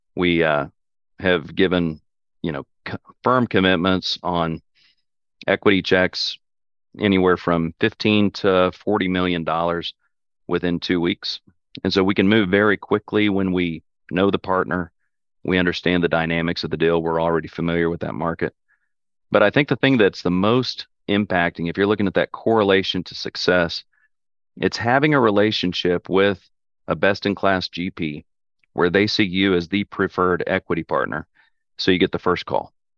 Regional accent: Oklahoma, United States; we're from Oklahoma. My family's been in Oklahoma for, you know, five generations.

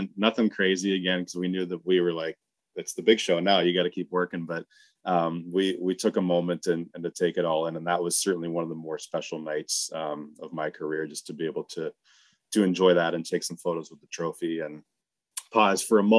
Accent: Atlanta, Georgia, United States; born there; also born or lived in Pittsburgh; So I was born in Atlanta. When I was a little kid, I had a Southern accent for a little bit. Then I moved to Pittsburgh.

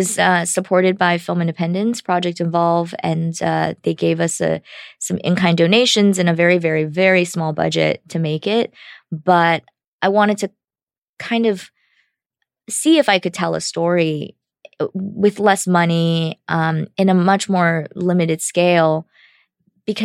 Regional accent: United States; Because as an American, that's my experience going back to my home country.

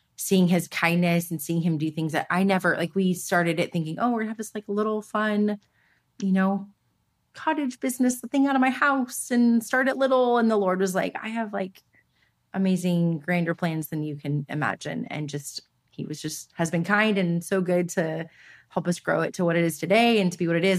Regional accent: Los Angeles, California, United States; I grew up here in Los Angeles. I'm born and raised here

